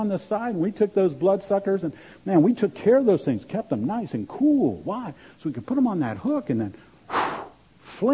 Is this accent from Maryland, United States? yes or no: yes; Maryland, United States; moved away; I grew up in Maryland, and my dad would take me fishing in the Chesapeake Bay.